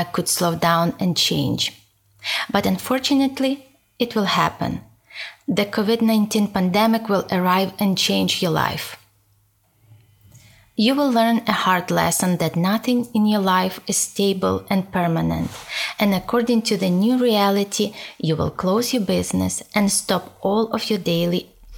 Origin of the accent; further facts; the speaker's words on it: Ukraine; English is a second language; moved away as an adult; now in United States; Originally, I am from Ukraine and I have been 11 years